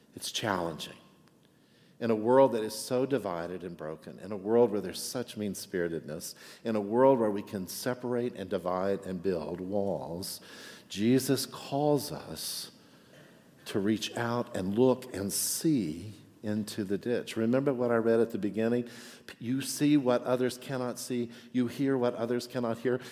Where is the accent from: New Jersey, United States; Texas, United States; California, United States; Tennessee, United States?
Texas, United States; now in Chicago, United States; I'm from Texas